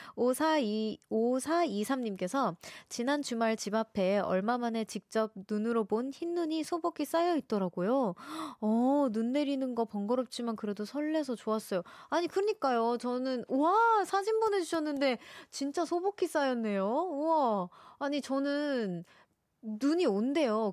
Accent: Seoul, South Korea; also born or lived in Daejeon; 저는 서울에서 태어났습니다

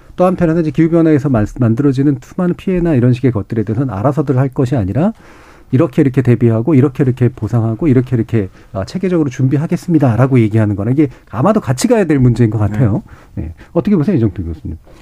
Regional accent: Seoul, South Korea; 전 어렸을 때부터 서울에 살았습니다만

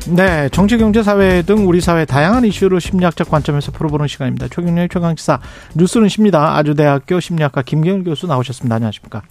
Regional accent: South Korea; 한국 사람이고

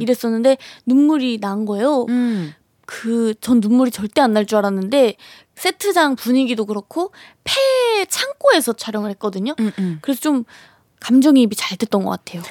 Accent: Cheongju, North Chungcheong, South Korea; accent: Chungcheong; moved away; 제가 청주 출신이에요.

